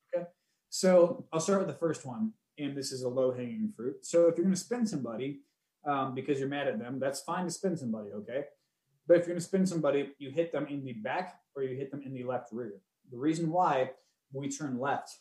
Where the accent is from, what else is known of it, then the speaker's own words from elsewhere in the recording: Cleveland, Ohio, United States; where we grew up and everything in Cleveland